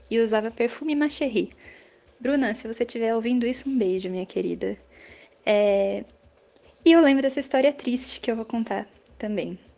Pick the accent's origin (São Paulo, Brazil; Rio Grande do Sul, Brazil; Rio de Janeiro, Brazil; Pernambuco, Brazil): São Paulo, Brazil; Jundiaí; eu sou de Jundiaí, São Paulo.